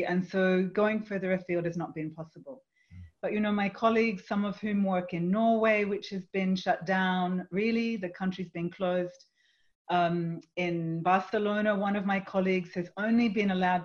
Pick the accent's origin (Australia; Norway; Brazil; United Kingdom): Australia; moved away; also born or lived in Europe; I'm from Australia, and I hear family and friends and colleagues in Australia speaking in very different ways